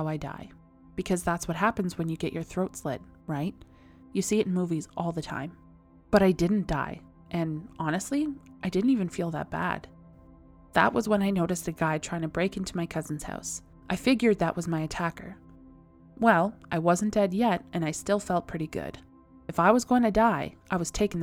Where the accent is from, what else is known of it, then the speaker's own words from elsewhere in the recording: Canada; I am That Canadian.